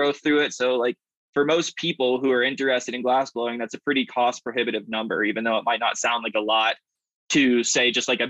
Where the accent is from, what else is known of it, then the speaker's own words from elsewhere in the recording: the South, United States; also born or lived in Atlanta, Georgia / Berkeley, California / San Rafael, California; now in Colorado, United States; I grew up in the South